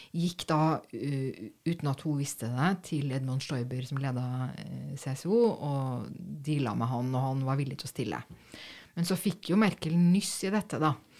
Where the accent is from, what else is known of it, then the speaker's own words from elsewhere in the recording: Norway; som nordmann